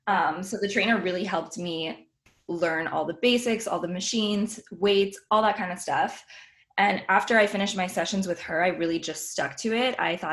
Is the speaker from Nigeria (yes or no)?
no; Montreal, Quebec, Canada